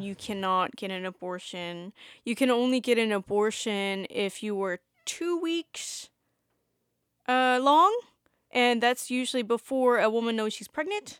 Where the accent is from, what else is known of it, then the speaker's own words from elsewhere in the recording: the South, United States; being born and raised in the South